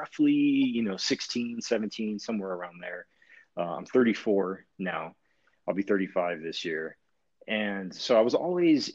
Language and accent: English; California, United States; now in Bend, United States; I'm originally from California